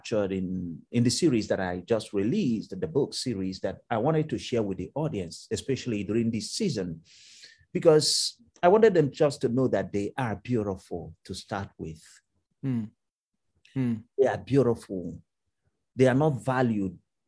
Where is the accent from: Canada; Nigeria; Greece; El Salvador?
Nigeria; moved away as an adult; now in Cleveland, United States; I came originally from Nigeria.